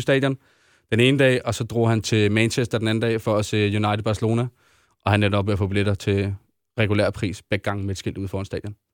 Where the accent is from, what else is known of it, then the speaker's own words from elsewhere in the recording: Denmark; vi er danskere